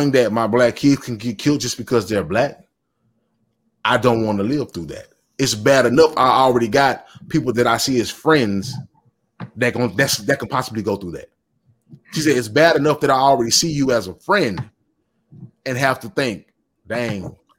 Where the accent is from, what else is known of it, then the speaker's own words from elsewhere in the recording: the South, United States; I'm from the South, and I've always been from the South